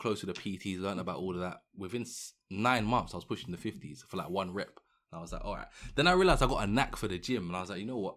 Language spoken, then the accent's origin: English; London, United Kingdom; I'm obviously from London